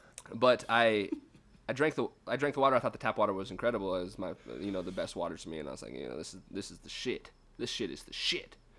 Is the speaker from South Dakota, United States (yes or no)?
yes; Lead, South Dakota, United States; moved away; I grew up in Lead, and it's like a mining town.